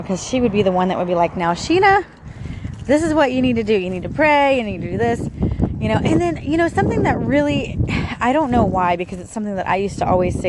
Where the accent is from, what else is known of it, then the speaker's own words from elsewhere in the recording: Sumter County, Florida, United States; also born or lived in St. Petersburg, Florida; I was born in St. Petersburg, Florida. Lived there for a couple years. Then we moved to, like, way out in the boondocks where I grew up, in this place called Sumter County.